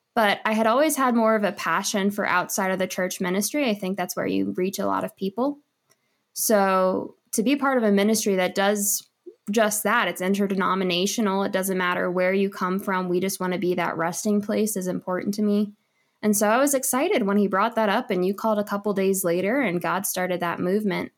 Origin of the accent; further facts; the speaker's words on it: Huntingdon, Pennsylvania, United States; moved away as an adult; also born or lived in Lynchburg, Virginia; now in Colorado, United States; I am originally from Huntingdon, Pennsylvania